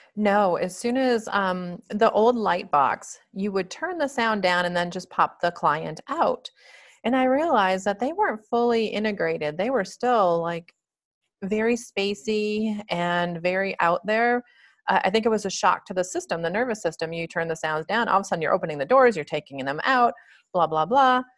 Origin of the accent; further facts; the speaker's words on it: Michigan, United States; moved away as an adult; also born or lived in Dallas, Texas / California; now in Colorado, United States; I was born and raised in Michigan